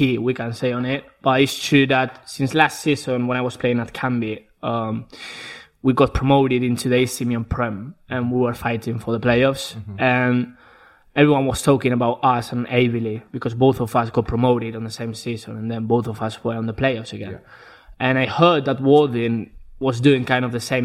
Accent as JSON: {"language": "English", "region": "Basque Country", "country": "Spain", "tie": "born or raised there", "second_language": "English", "moved": "as an adult", "lives_now": "England", "said": "I'm from the north of Spain, the Basque Country"}